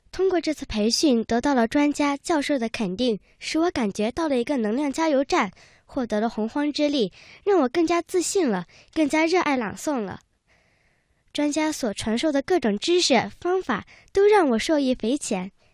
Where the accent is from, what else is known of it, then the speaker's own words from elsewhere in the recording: Meishan, Sichuan, China; 来自四川梅山